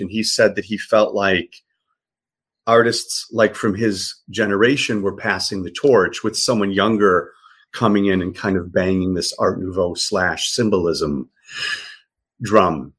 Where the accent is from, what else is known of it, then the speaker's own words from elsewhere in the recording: Chicago, Illinois, United States; moved away as an adult; also born or lived in Michigan; now in Los Angeles, United States; I was born and raised uh, on the south side of Chicago